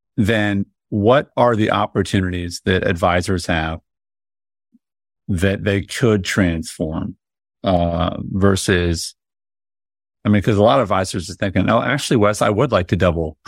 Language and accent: English; Indianapolis, Indiana, United States; I grew up in Indianapolis